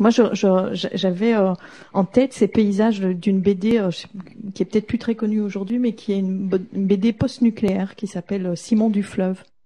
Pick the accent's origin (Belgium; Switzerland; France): Belgium; en tant que Belge